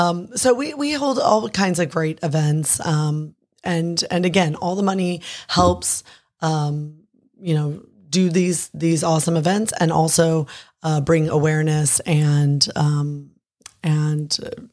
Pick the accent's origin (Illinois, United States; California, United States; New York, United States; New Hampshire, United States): California, United States; La Mesa; I'm a fourth generation La Mesan. So mm-hmm. I was born and raised in La Mesa. We have a home there. I'm raising my kids there.